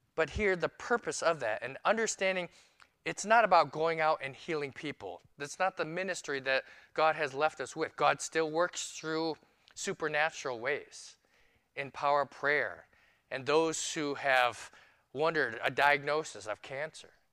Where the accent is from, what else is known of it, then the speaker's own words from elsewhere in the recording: New York City, New York, United States; now in Phoenix, United States; I'm a New Yorker